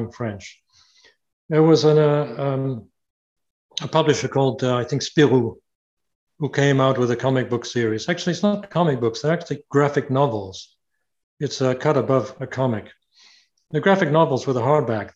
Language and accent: English; United Kingdom; moved away; also born or lived in Canada; I'm Canadian by myself, by the way. I have Canadian citizenship. I was born in Britain, but I have Canadian citizenship.